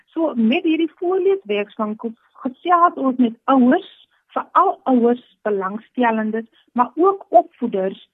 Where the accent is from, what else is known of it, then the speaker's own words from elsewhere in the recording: Stellenbosch, Western Cape, South Africa; Ek is gebore hier op Stellenbos, ek het groot geword